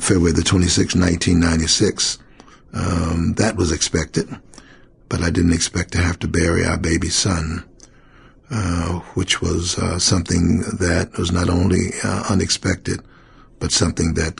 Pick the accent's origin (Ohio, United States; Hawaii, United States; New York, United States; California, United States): Ohio, United States; Cincinnati; also born or lived in Knoxville, Tennessee; So I've been in Cincinnati for 66 years